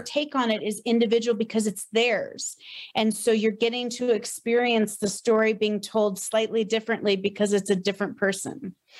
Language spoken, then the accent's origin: English; Tiffin, Ohio, United States; moved away as an adult; also born or lived in Boston; I grew up in Ohio